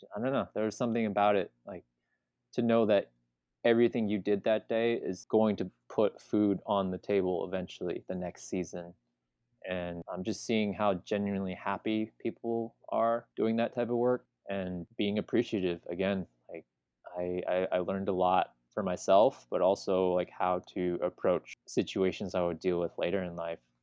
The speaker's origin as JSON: {"language": "English", "region": "California", "country": "United States", "tie": "born or raised there", "said": "growing up in California where everything's easily accessible"}